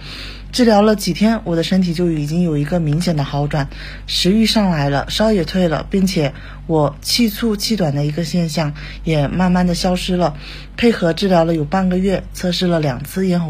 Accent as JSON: {"language": "Chinese", "town": "Huanggang", "region": "Hubei", "country": "China", "said": "我是一名来自湖北省黄冈市蕲春县的一名新冠肺炎治愈患者。"}